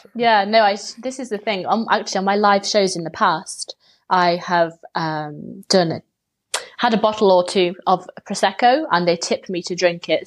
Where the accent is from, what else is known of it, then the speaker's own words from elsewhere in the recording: England, United Kingdom; being English